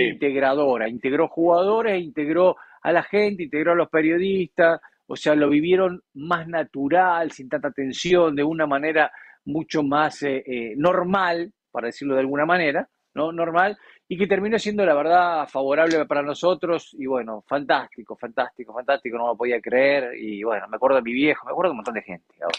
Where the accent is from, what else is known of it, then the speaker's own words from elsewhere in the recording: Argentina; a mi país campeón del mundo